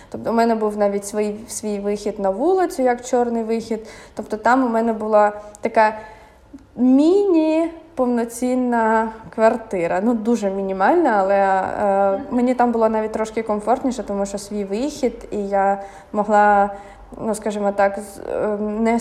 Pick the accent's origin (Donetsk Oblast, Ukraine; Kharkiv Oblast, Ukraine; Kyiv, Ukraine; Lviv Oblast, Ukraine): Kyiv, Ukraine; moved away as an adult; Для мене це був рай, тому що я все життя прожила в Києві.